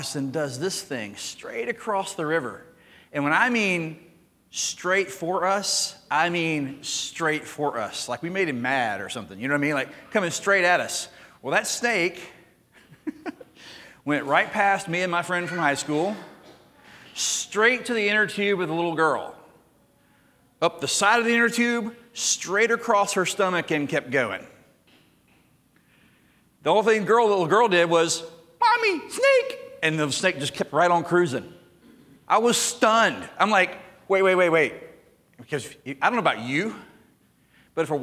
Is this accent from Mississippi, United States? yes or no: yes; Jackson, Mississippi, United States; Growing up in Mississippi